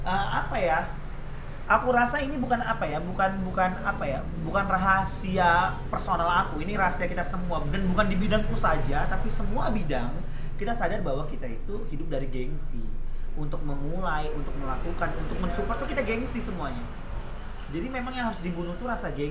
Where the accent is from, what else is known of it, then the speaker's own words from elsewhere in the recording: Tanjung Pinang, Riau Islands, Indonesia; also born or lived in Yogyakarta; ya aku penari yang berkembang di Jogja tapi aku asli Tanjung kan kita buat nama Tanjung Pinang ya